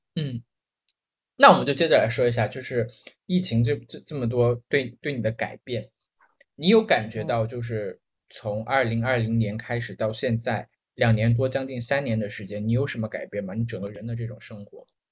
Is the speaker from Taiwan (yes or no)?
no; Guizhou, China; also born or lived in Hong Kong; now in Shenzhen, China; 我第一次看见我老家的那个街上，就你想一，就是贵州一个小县城的一个街上